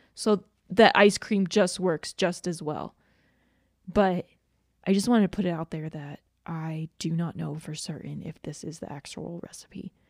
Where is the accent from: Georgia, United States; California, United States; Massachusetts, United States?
Georgia, United States; moved away; I grew up in Georgia, so I'm very familiar with humidity and heat